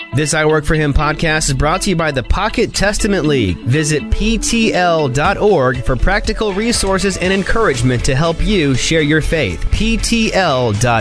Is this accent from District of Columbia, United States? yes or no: yes; Washington D.C. area, District of Columbia, United States; moved away as an adult; also born or lived in Taiwan / Winchester, Virginia; now in California, United States; I'm Chinese American, born in Taiwan, came to the U.S. when I was eight, and I grew up around, grew up around the Washington D.C. area